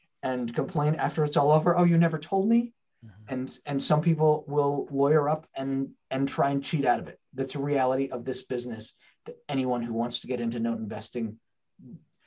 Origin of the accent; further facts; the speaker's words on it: Portland, Oregon, United States; I'm one here in my hometown in Portland, Oregon